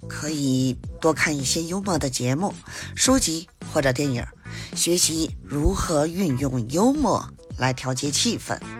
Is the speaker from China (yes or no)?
yes; Beijing, China; 我是北京的…，新周愉快，咱们下期节目